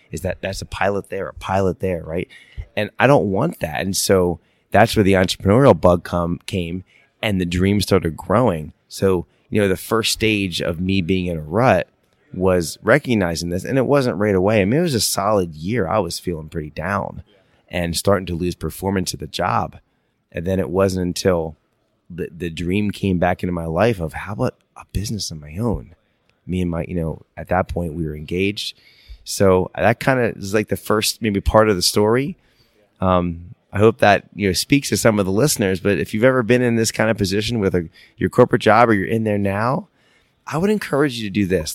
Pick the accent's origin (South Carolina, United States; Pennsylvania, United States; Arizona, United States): Pennsylvania, United States; Philadelphia; moved away as an adult; now in upstate New York, United States; we've always wanted to go back to our hometown. We're from Philadelphia, the suburbs of Philadelphia. We're living in upstate New York